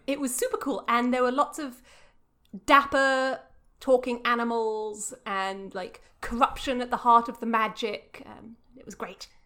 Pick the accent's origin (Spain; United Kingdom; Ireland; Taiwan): United Kingdom; England; moved away; I'm very English